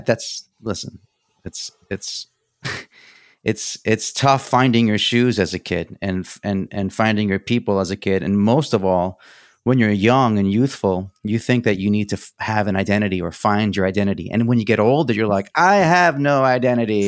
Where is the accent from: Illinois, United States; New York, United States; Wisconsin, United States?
New York, United States; first language Greek; English is a second language; I went to, like, a parochial Greek school in, in New York